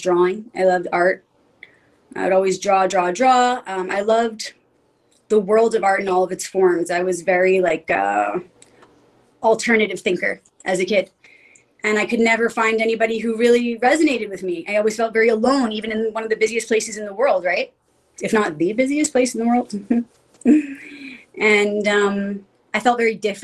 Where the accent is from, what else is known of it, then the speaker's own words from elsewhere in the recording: New York City, New York, United States; I grew up in pretty much the city, you know, in Queens